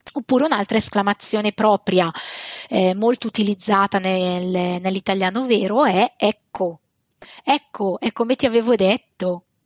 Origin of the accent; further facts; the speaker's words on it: Bergamo, Lombardy, Italy; e noi bergamaschi condiamo effettivamente le frasi con questo pota